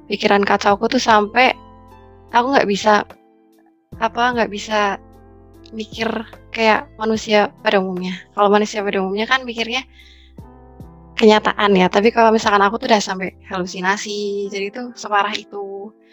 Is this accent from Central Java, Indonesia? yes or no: yes; Purwokerto, Central Java, Indonesia; Aku dari Purwokerto, Jawa Tengah.